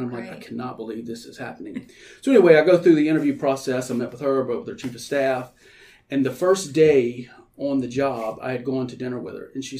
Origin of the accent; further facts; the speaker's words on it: Louisiana, United States; what was going on in my home state